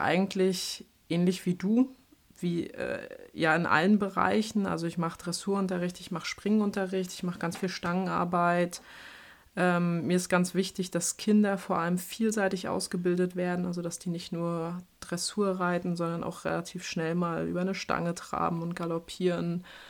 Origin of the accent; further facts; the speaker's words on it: Schwerin, Mecklenburg-Vorpommern, Germany; moved away; also born or lived in Bavaria; ich habe ja lange Zeit in Bayern gewohnt, komme aber tatsächlich ursprünglich aus Norddeutschland. Also ich bin in Schwerin geboren, in Mecklenburg-Vorpommern